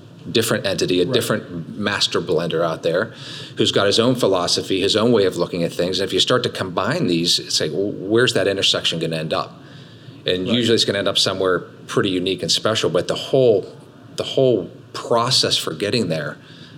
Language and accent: English; Spain; moved away; I'm Spanish from Spain